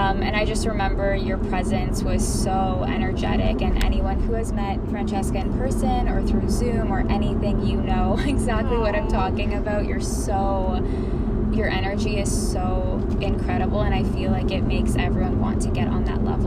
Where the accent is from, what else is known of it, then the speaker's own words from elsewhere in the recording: Guelph, Ontario, Canada; also born or lived in Kelowna, British Columbia; now in Toronto, Canada; I'm from Guelph, Ontario, and I moved to Kelowna 4 years ago